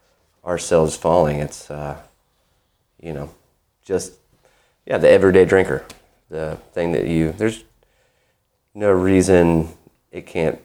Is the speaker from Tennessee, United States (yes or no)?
yes; Nashville, Tennessee, United States; moved away as an adult; also born or lived in Chattanooga, United States; now in Knoxville, United States; Yeah, I grew up in Nashville.